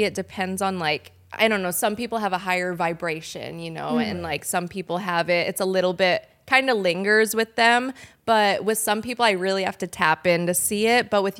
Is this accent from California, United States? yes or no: yes; Laguna Niguel, California, United States; also born or lived in Denver, Colorado; I was born in Denver, and then we moved here when I was younger. So I guess I pretty much grew up in California, in Laguna Niguel, Mission Viejo